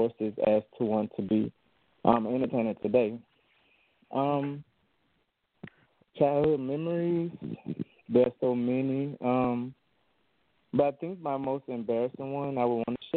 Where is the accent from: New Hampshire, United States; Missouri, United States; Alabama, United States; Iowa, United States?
Alabama, United States; Birmingham; also born or lived in Montgomery, Alabama; I was born in Birmingham, Alabama, and I went to school at Alvion University in Montgomery